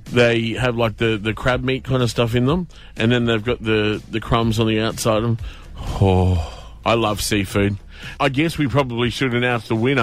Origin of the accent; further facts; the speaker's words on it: Brisbane, Queensland, Australia; growing up in Brisbane, down the road at Bracken Ridge